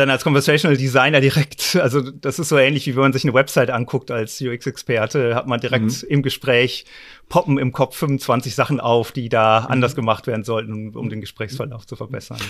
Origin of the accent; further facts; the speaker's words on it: North Rhine-Westphalia, Germany; Ich komme dummerweise aus Westfalen